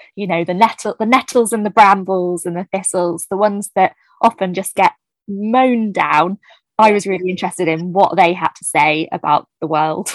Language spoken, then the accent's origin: English; New Forest, South East England, United Kingdom; I grew up in the New Forest area